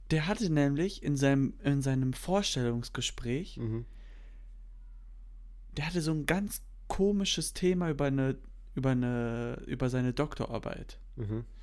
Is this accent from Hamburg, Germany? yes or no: no; Berlin, Germany; Ich bin Berliner